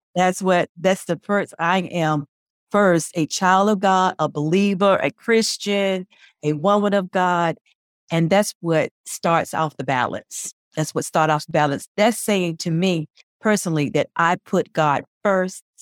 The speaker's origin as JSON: {"language": "English", "area": "Spartanburg", "region": "South Carolina", "country": "United States", "tie": "born or raised there", "also_born_or_lived": "Columbia, South Carolina", "said": "my hometown is Spinberg"}